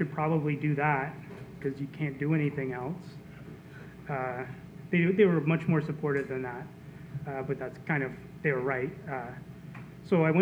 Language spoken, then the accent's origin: English; New Brunswick, Canada; moved away; also born or lived in Halifax, Nova Scotia; I grew up in Rosse, New Brunswick, about 4 hours from here.